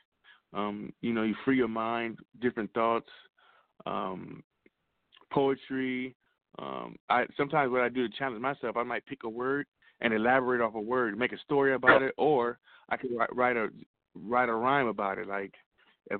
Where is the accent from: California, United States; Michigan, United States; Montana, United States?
California, United States; Compton; also born or lived in Orange County, California; I'm from Compton, California